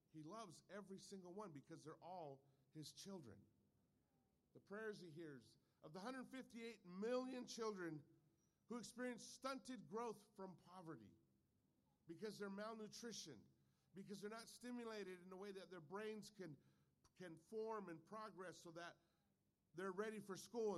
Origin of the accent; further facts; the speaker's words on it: California, United States; I'm a Californian